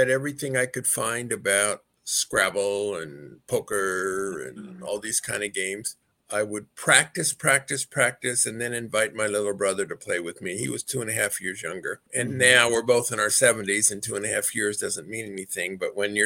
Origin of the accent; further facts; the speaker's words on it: Los Angeles, California, United States; also born or lived in Gardena / Torrance; I grew up in Greater Los Angeles and Gardena to start with and Torrance